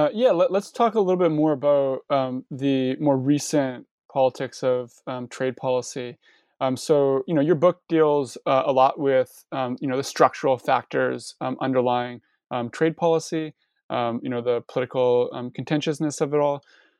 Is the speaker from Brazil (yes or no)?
no; Canada; As you already know, I'm Canadian, And so, you know, NAFTA, and I'm also, and I was born in 89. So I'm almost like a child of NAFTA, if you will.